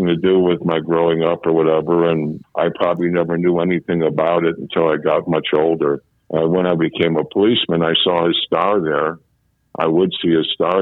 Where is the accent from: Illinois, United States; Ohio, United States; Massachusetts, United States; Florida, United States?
Illinois, United States; Chicago; I was born in a hospital on the south side of Chicago